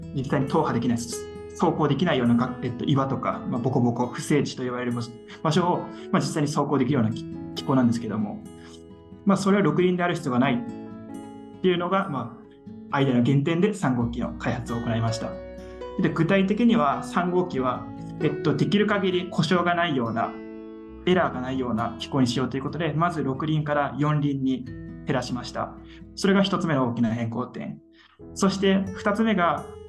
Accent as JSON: {"language": "Japanese", "region": "Tohoku", "country": "Japan", "tie": "born or raised there", "said": "東北僕も東北出身ということで"}